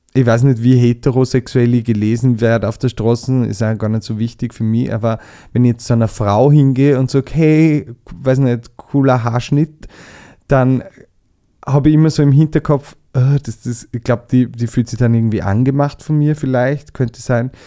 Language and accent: German; Southern Burgenland, Austria; moved away as an adult; now in Vienna, Austria; ich komme ja aus dem Südburgenland